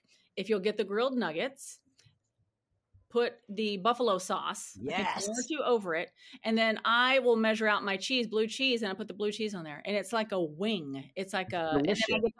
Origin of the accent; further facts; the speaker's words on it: Texas, United States; now in San Diego, United States; I'm from Texas. I'm from a small town outside of Paris, Texas.